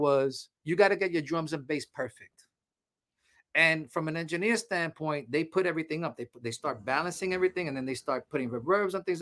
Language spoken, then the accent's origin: English; New York City, New York, United States; I come from the street, man. I used to mug people when I was young and all that stuff. You know, I'm coming from Harlem.